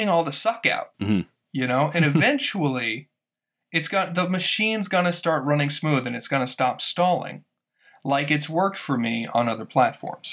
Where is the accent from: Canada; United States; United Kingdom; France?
United States; Texas; moved away; I'm from Texas originally, and that's just part of conversation there